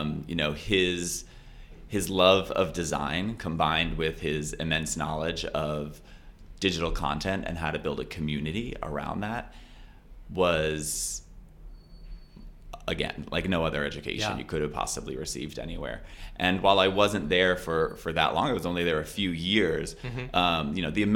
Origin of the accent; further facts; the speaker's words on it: Florida, United States; moved away; I'm from Florida